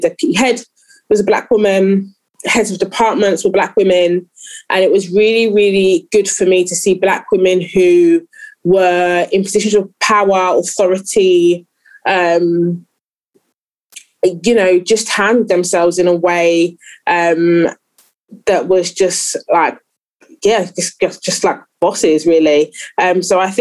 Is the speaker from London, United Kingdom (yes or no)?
yes; London, United Kingdom; I grew up in East London